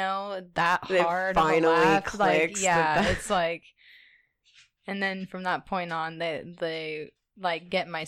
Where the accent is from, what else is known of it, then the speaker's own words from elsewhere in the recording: Tulsa, Oklahoma, United States; I'm from Tulsa, where people are way cooler, it seems.